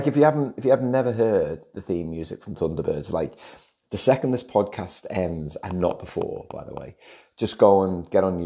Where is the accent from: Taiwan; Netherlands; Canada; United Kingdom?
United Kingdom; Liverpool, North West England; now in Australia; growing up in Liverpool